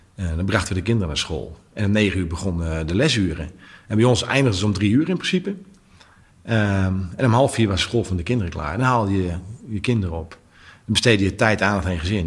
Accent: Netherlands; als Nederlanders

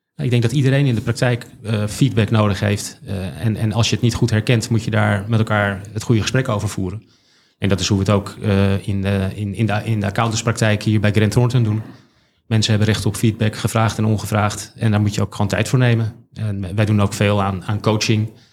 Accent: Haarlem, North Holland, Netherlands; ik ben geboren en getogen in Haarlem

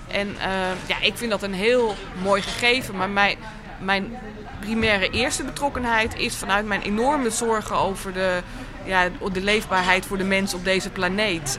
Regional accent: Amsterdam, North Holland, Netherlands; wij als Amsterdammers

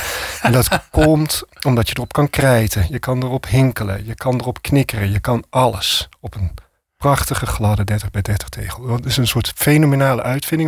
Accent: Amsterdam, North Holland, Netherlands; ik als Amsterdammer

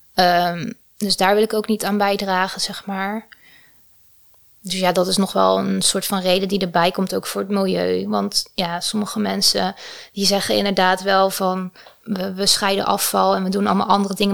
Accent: Tholen, Zeeland, Netherlands; now in Utrecht, Netherlands; ik ben opgegroeid in Zeeland op het eiland Tolen.

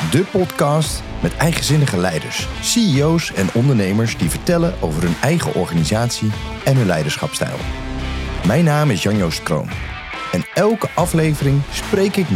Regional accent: North Brabant, Netherlands; Nee, nee, ik kom uit Brabant.

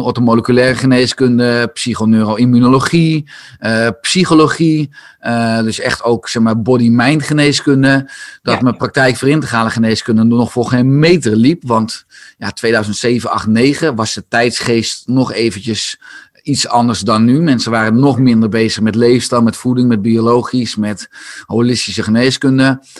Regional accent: Beverwijk, North Holland, Netherlands; Ik ben geboren en getogen in, Beverwijk

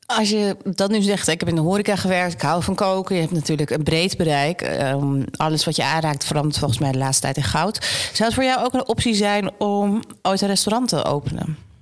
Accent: Amsterdam, North Holland, Netherlands; ik ben natuurlijk geboren getogen in Amsterdam

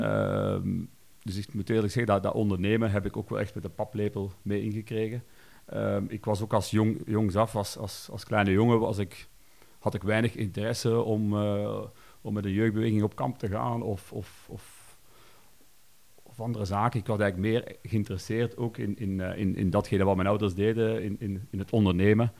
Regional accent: Kampenhout area, Flanders, Belgium; Ik ben opgegroeid in Haagd. Dat is eigenlijk een, een dorpje hier naast Kampenoot

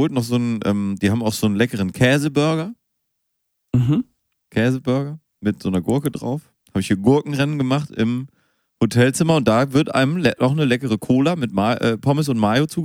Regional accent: Hamburg, Germany; Nee, nee, ich bin ja aus Hamburg.

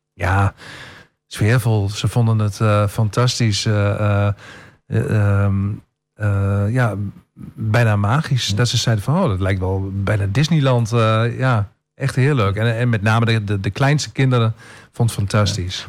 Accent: Tubbergen, Overijssel, Netherlands; now in Almelo, Netherlands; ik kom uit Tubbergen, dat is een, een dorp waarin iedereen

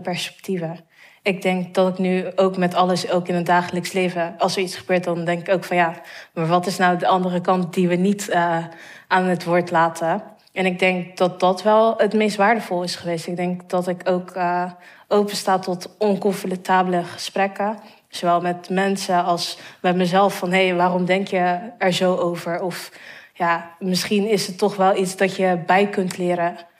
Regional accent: Rotterdam, South Holland, Netherlands; also born or lived in Vlaardingen; ik ben in Rotterdam-Zuid opgegroeid, heb hier op basisschool gezeten

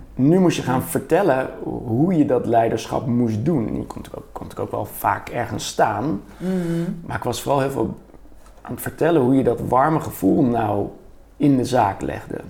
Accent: Bergen, North Holland, Netherlands; now in Utrecht, Netherlands; ik ben opgevoed in, opgegroeid in Bergen

